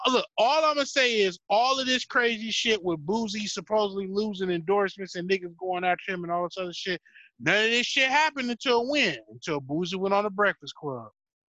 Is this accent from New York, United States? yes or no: yes; New York, United States; You know, I'm from New York, so my culture is...